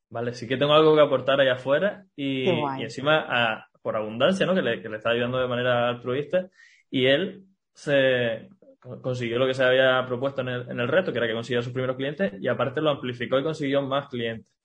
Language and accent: Spanish; Canary Islands, Spain; now in Barcelona, Spain; Como, vengo de Canarias, aquí en, Barcelona no, estoy acostumbrado